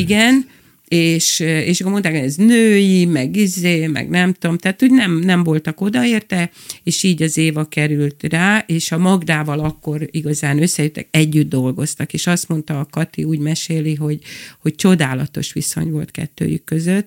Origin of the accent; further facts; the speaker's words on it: Budapest, Hungary; moved away as an adult; also born or lived in Kispest; now in Lake Balaton, Hungary; Van a zugló, mert ott nőttem fel